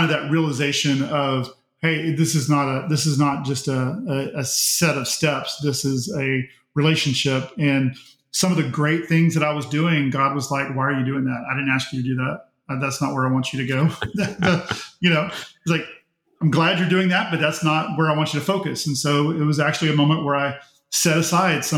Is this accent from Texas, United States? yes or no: yes; Pearland, Texas, United States; I grew up in United Methodist Church, Pearland First United Methodist Church, was baptized there, attended all the way through and graduated from there.